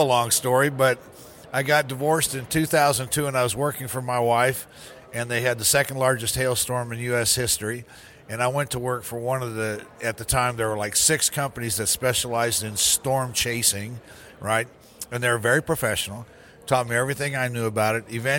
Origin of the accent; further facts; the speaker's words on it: Clearwater, Florida, United States; I'm from Clearwater, Florida.